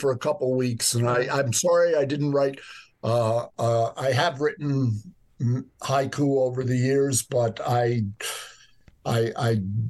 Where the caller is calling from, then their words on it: New York, United States; also born or lived in Dublin; I'm in New York right now. I live here and in Dublin.